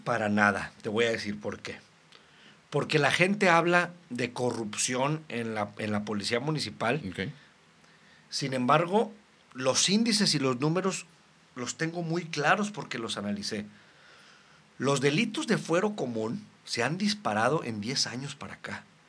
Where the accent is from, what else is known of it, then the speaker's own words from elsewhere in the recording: Reynosa, Tamaulipas, Mexico; Soy de Reynosa, Tamaulipas, desde mis tatarabuelos